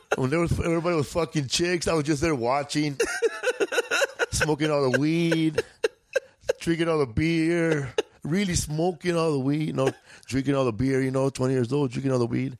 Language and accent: English; Los Angeles, California, United States; We grew up in Boyle Heights